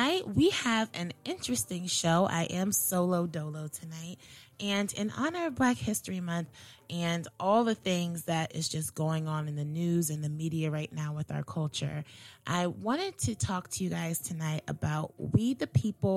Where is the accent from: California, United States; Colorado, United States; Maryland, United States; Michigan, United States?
Maryland, United States; a Black girl growing up in Maryland